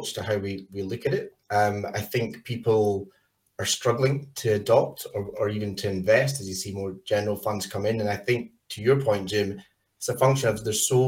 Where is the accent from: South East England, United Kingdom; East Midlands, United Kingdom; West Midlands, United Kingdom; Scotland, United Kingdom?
Scotland, United Kingdom; moved away as an adult; now in Australia; where I'm from in Scotland, moved to Australia